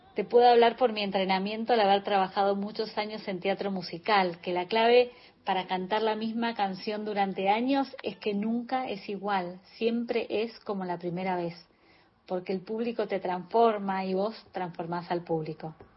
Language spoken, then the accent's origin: Spanish; Buenos Aires, Argentina; also born or lived in Ayacucho, Buenos Aires Province; Nací en Ayacucho, provincia de Buenos Aires, donde viví mis primeros años rodeada de la naturaleza